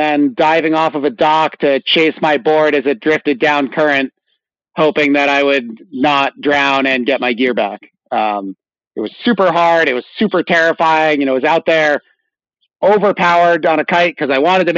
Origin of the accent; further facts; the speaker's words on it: Rhode Island, United States; moved away as an adult; also born or lived in Jackson Hole, Wyoming; I grew up in Rhode Island, right on the water there